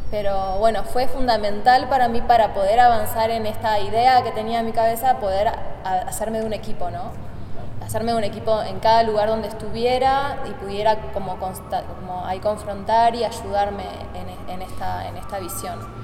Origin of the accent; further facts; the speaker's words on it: Argentina; moved away as an adult; now in Mexico City, Mexico; Soy, bueno, argentina. Estoy radicando en Ciudad de México desde febrero, en el país estoy desde octubre.